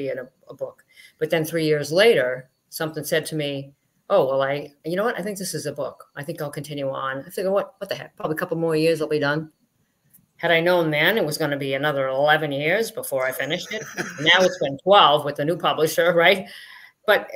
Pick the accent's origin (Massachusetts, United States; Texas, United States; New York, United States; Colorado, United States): Massachusetts, United States; Boston; I was born in Boston, just outside Boston, Massachusetts.